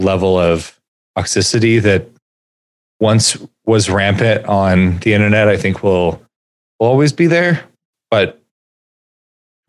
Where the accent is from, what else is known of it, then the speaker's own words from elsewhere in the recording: California, United States; growing up in California with living comfortably in the middle class